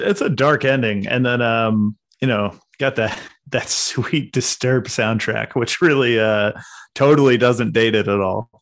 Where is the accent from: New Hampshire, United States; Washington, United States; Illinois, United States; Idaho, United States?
New Hampshire, United States; Portsmouth; I'm from New Hampshire. So, uh, we had the New Hampshire Film Fest right in my, uh, local town of Portsmouth